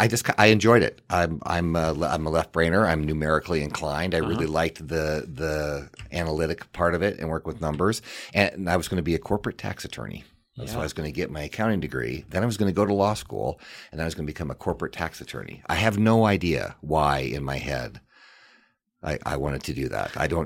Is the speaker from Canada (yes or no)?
no; Missoula, Montana, United States; So it was fun to go to school in my hometown. And that meant a lot to me. What it provided me is unbelievable opportunity. You know, a lot of my friends are still in Missoula.